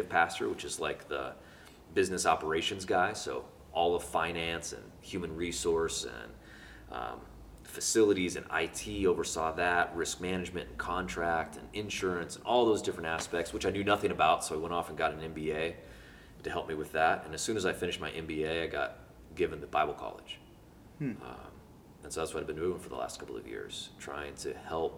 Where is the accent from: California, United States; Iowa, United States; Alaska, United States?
Alaska, United States; Homer; moved away as an adult; also born or lived in Ashland, Oregon; I grew up in Homer, Alaska. I was born and raised